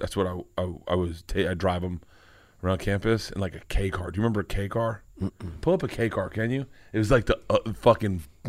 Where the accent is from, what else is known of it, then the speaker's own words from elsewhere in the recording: Southern United States, United States; I heard white people say it growing up in the South. I mean, all of us that grew up in the South heard it.